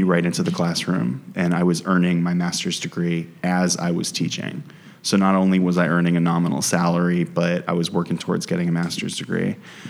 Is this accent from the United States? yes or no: yes; United States; me being American and being a white guy was viewed as an asset